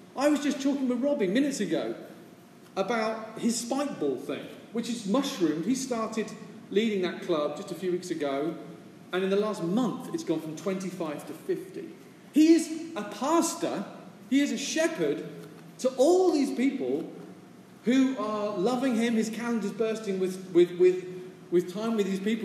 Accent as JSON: {"language": "English", "country": "United Kingdom", "moved": "yes", "lives_now": "San Francisco, United States", "said": "as a British person from a stiff upper lip culture"}